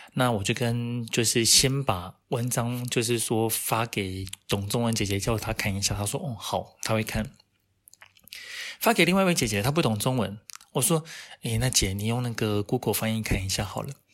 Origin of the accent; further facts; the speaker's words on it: Taiwan; 我们台湾人的那一种